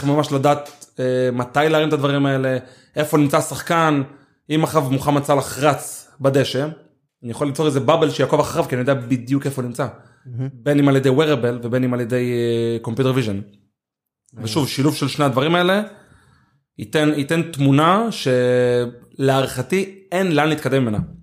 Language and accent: Hebrew; Ashkelon, Southern District, Israel; אני גדלתי באשקלון והתחנכתי באשקלון וכל החברים שלי אשקלונים